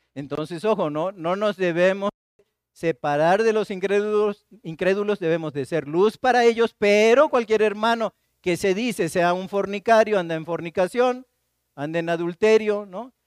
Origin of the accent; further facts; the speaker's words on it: Martínez de la Torre, Veracruz, Mexico; now in Xalapa, Mexico; Yo soy de Martínez de la Torre